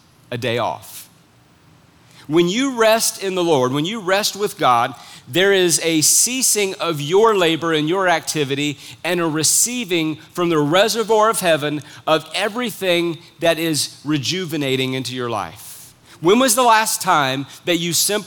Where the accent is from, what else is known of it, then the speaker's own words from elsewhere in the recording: United States; as an American citizen